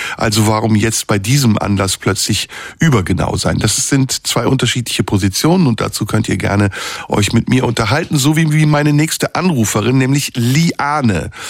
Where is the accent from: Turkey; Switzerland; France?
Turkey; Istanbul; now in Germany; in Istanbul, meiner Heimatstadt